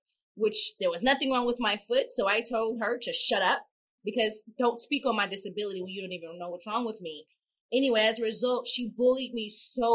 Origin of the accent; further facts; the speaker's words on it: Mississippi, United States; I had my best friend growing up in Mississippi